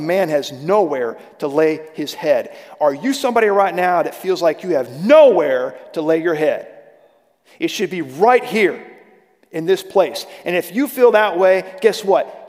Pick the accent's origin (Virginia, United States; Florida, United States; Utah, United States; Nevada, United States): Virginia, United States; Sterling; I grew up in a little town, it's not so little now, right outside of Washington, D.C., called Sterling, Virginia